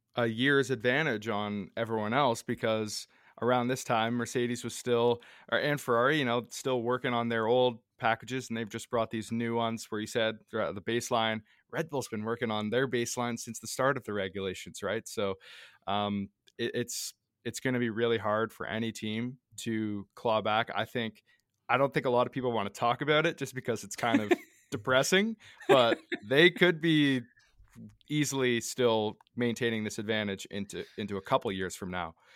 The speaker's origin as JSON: {"language": "English", "country": "Canada", "said": "us being Canadian"}